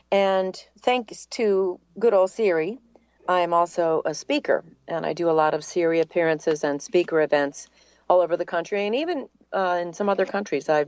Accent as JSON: {"language": "English", "region": "New England", "country": "United States", "accent": "New England", "lives_now": "Atlanta, United States", "said": "So, it was very fortunate that I that I lost my New England accent, and then uh, I've been in Atlanta for a very long time."}